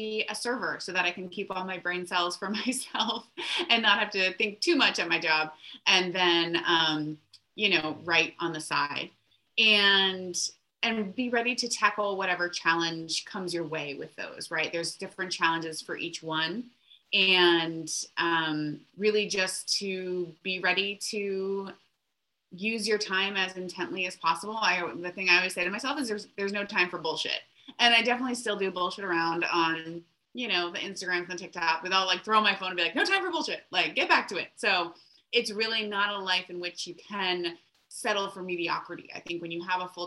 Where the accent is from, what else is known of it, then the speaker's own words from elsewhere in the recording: Florida, United States; now in Seattle, United States; I'm originally from Florida